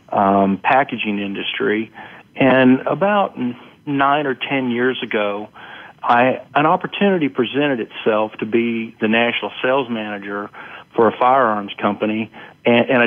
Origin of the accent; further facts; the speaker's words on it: North Carolina, United States; now in Georgia, United States; Okay. Well, I grew up in North Carolina. I currently reside in Georgia. However, I still call North Carolina home.